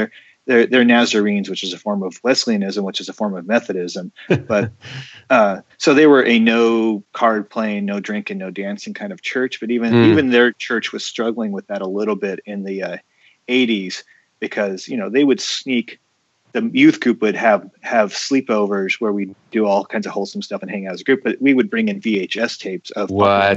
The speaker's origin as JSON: {"language": "English", "country": "United States", "said": "being American Catholics"}